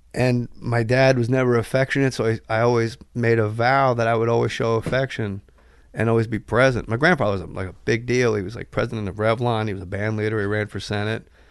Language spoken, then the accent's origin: English; New Jersey, United States; I'm from Jersey